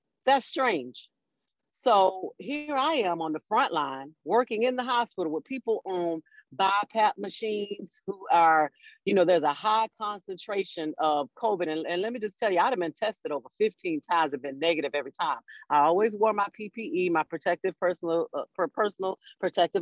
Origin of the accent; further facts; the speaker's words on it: Florida, United States; I'm from Florida